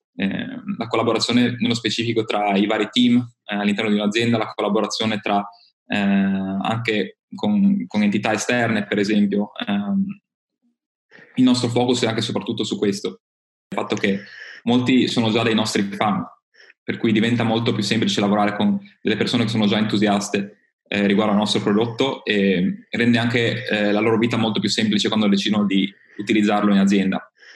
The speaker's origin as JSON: {"language": "Italian", "region": "Friuli-Venezia Giulia", "country": "Italy", "said": "io vengo dal Friuli Venezia Giulia"}